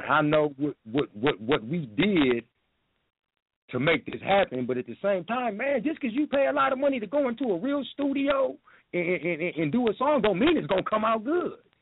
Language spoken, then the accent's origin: English; Minneapolis, Minnesota, United States; also born or lived in Toledo, Ohio; I'm from Toledo, but as far as living here in Minnesota, I grew up over north